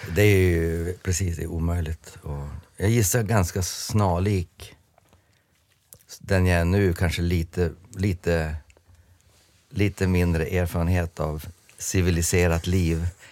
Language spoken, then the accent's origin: Swedish; Jörn, Västerbotten County, Sweden; jag var en tönt från Jörn